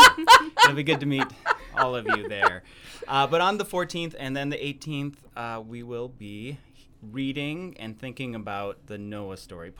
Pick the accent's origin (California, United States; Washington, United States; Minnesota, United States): Minnesota, United States; Yeah, well, I grew up in Minnesota and went to Concordia and Luther Seminary.